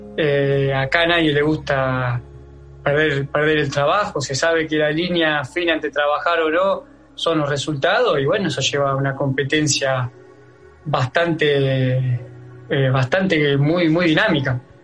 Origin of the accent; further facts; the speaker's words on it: Acebal, Santa Fe, Argentina; moved away; Acá en mi pueblo, en Natal, en Aceval